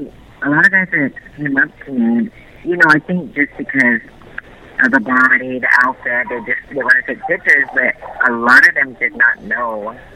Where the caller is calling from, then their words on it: Las Vegas, Nevada, United States; I'm calling from Las Vegas.